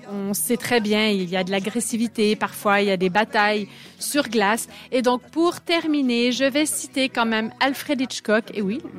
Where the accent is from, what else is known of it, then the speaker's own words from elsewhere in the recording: Canada; parce que je suis canadienne